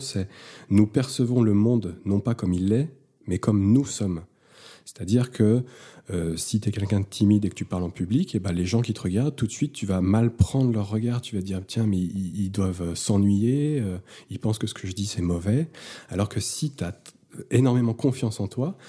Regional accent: Lyon, Auvergne-Rhône-Alpes, France; je viens de Lyon, euh, j'ai un cabinet garde-veste depuis 6 ans

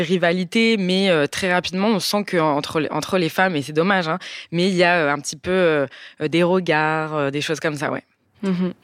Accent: Bordeaux, Nouvelle-Aquitaine, France; moved away as an adult; now in Nice, France; on a grandi à Bordeaux

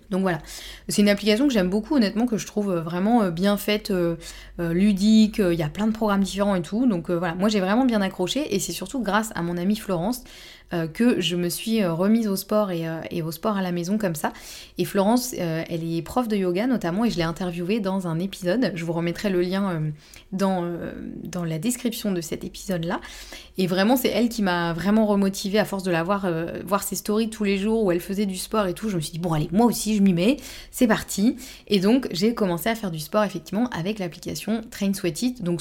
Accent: Normandy, France; now in Bordeaux, France; moi je suis normande

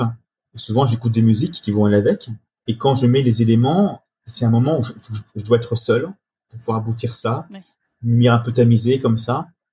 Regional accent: Brittany, France; je suis breton

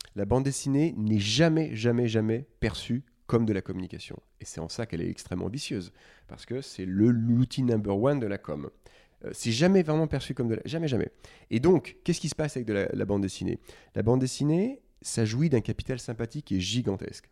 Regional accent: Lyon, Auvergne-Rhône-Alpes, France; moved away as an adult; Je viens de Lyon, j'ai fait ma prépa HEC euh, chez les Maris, qui est un, lycée assez connu là-bas

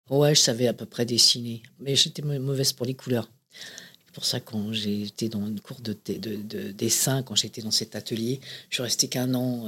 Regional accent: Paris, Île-de-France, France; also born or lived in Saint-Ouen; Je suis né Clinique Marie-Louise, qui était euh, dans le 9e, à côté de là où est né Johnny Hallyday, un peu plus tôt, que moi, euh, Et, j'ai grandi entre, dans le 9e, c'était dans le 9e, puis après dans, à Saint-Ouen, puis après dans le 10e

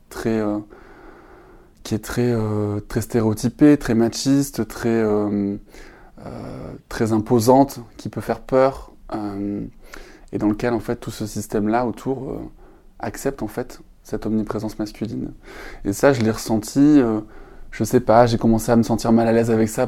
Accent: Perpignan, Occitania, France; born there; je suis né à Perpignan, dans le sud de la France. J'ai, si on m'entend parler sans accent, c'est normal, je crois que je l'ai perdu en route.

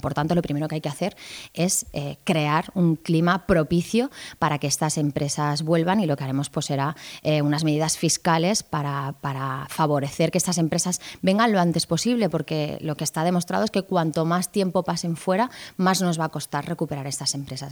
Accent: Catalonia, Spain; somos catalanes, nacimos en Cataluña, yo soy catalana

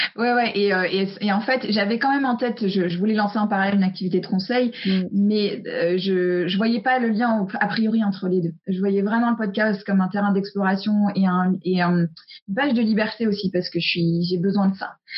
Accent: United States; moved away; j'ai grandi aux US et je suis très imprégnée de la culture

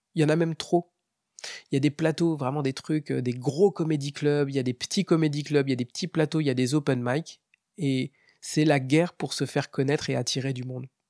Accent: Metz, Grand Est, France; de chez nous à Metz

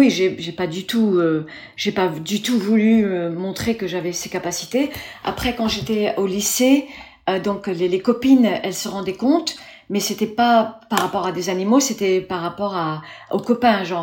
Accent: Formentera, Balearic Islands, Spain; also born or lived in Paris, France; j'étais petite, j'étais élevée à Formentera dans les Baléares principalement et sur et Paris, les deux. On a quitté les États-Unis, mes parents ont quitté les États-Unis, on est venu vivre en Europe

